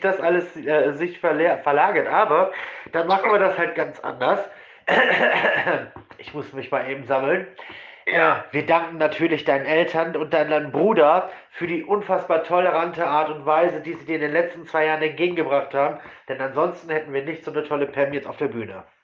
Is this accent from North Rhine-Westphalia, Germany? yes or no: yes; Essen, North Rhine-Westphalia, Germany; ich komme jetzt auch nicht aus der größten Stadt, ich komme aus Essen